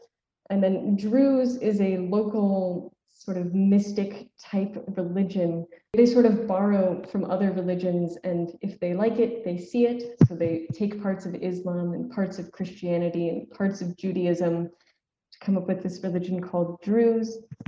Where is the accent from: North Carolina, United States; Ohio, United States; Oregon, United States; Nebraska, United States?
Nebraska, United States; moved away as an adult; also born or lived in Hillsdale, Michigan / Roswell, New Mexico; now in Jerusalem; growing up in Nebraska and then making my way to a small college in Hillsdale, Michigan.